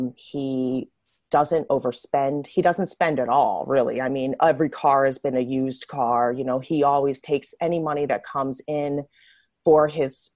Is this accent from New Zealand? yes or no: no; New Jersey, United States; now in Los Angeles, United States; I grew up in South Jersey